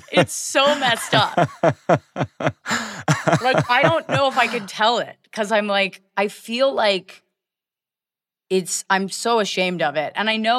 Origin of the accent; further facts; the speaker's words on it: Virginia, United States; I grew up in Virginia.